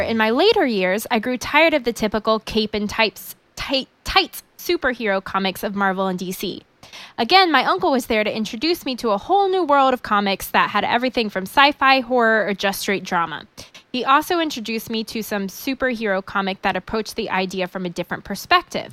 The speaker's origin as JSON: {"language": "English", "region": "Indiana", "country": "United States", "tie": "born or raised there", "said": "I Grew up in Indiana"}